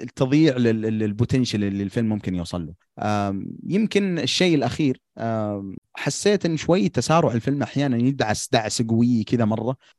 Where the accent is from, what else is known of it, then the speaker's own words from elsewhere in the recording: Al-Qassim, Saudi Arabia; عندنا في القصيم